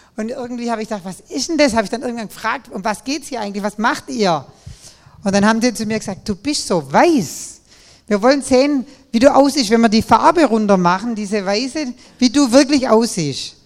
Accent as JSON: {"language": "German", "town": "Nagold", "region": "Baden-Württemberg", "country": "Germany", "said": "an meiner Konfirmation in dieser Kirche da bei uns in Nagold, meiner lutherischen Landeskirche"}